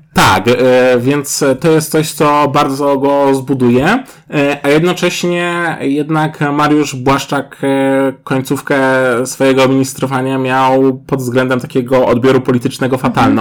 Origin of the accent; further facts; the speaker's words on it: Kraków, Lesser Poland, Poland; jesteśmy z Krakowa